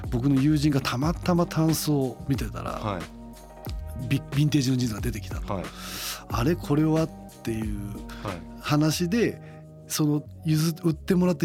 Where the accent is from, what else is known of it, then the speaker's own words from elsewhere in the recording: Kochi, Japan; moved away as an adult; now in Tokyo, Japan; 当時僕地元の高知県の古着屋さんで、